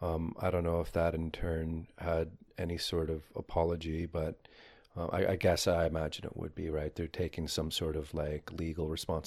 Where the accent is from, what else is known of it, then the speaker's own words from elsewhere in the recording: Windsor, Ontario, Canada; born there; Well, I was born in Windsor, Ontario. My reserve of Chippewa the Thames is about 2 hours from Windsor.